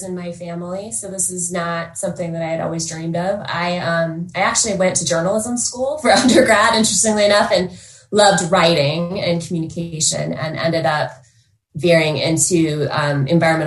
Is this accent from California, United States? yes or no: no; Utah, United States; also born or lived in Colorado; I grew up here in Utah and moved to Colorado